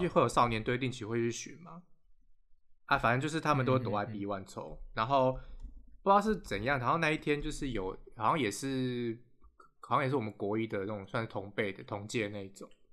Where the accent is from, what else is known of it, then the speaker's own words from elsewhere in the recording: Taipei, Taiwan; 我以前在台北长大的吧